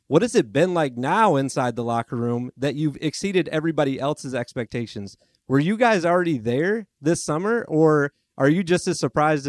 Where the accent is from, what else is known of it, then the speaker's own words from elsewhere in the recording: Detroit, Michigan area, United States; I'm from the Detroit, Michigan area. Not Detroit, but I'm from the Michigan area